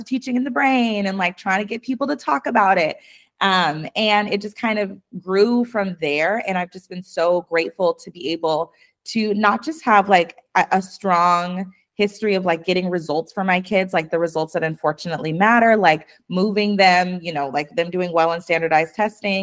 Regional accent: Spokane, Washington, United States; I grew up in Eastern Washington and Spokane.

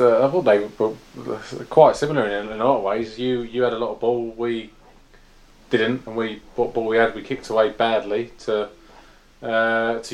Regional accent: London, United Kingdom; being from South East London

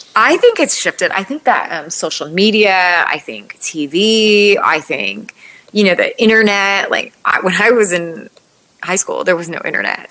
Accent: United States; I'm born and raised in the United States, but we still eat cultural foods

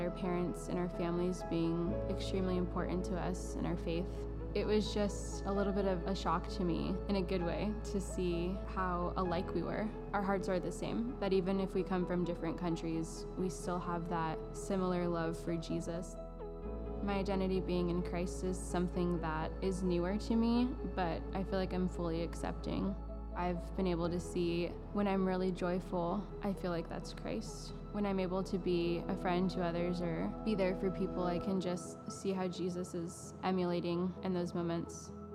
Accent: Florida, United States; growing up in Florida my whole life

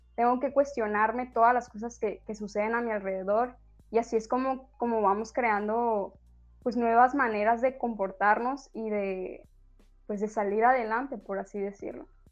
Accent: Sinaloa, Mexico; somos de Sinaloa, entonces se tiene un concepto y que sí, hay muchísimos hombres machistas aquí

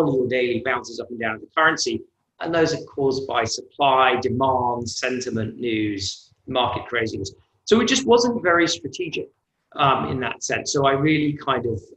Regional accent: United Kingdom; moved away as an adult; also born or lived in New York; now in United States; I'm British, but I'm also American because my mother's originally from New York

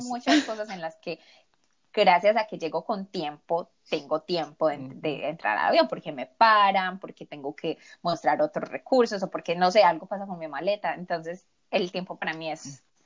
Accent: Colombia; por el hecho de ser colombiana

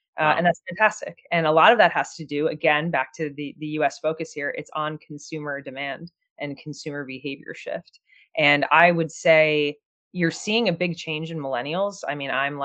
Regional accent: New Jersey, United States; I grew up in New Jersey

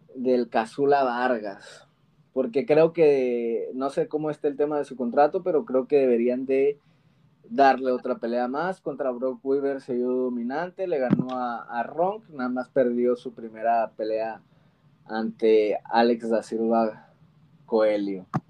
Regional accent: Mexico; tenemos los mexicanos

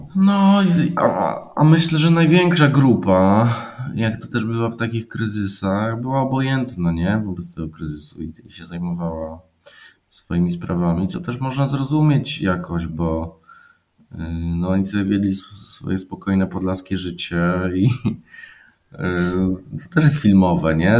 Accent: Poland; ja jestem stąd

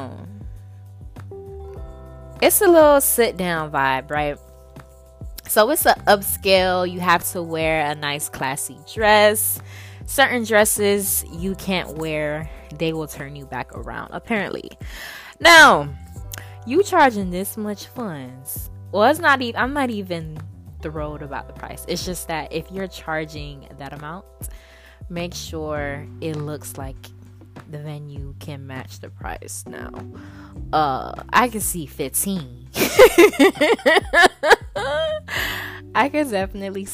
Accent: South Florida, United States; now in Tallahassee, United States; I'm from South Florida

